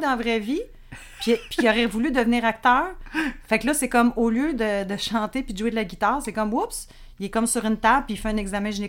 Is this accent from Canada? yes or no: yes; Montreal, Quebec, Canada; also born or lived in Laval; je suis né à Montréal.